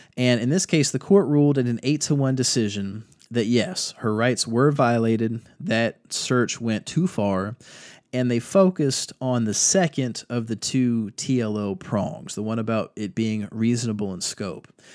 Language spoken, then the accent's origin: English; Virginia Beach, Virginia, United States; now in North Carolina, United States; I'm from Virginia Beach